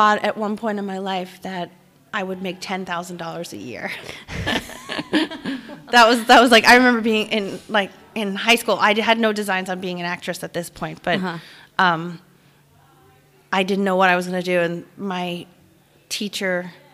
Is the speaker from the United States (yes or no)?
yes; Rockville Centre, New York, United States; I grew up on Long Island, okay, in a town called Rockville Center